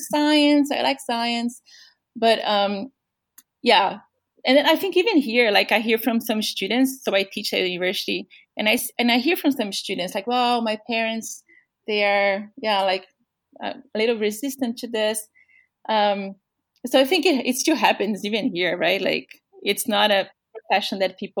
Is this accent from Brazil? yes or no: yes; São Paulo, Brazil; English is a second language; moved away as an adult; I'm from Brazil. And then my parents every summer, so we are from São Paulo.